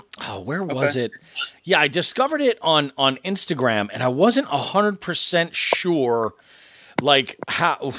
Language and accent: English; New England, United States; moved away; I grew up in New England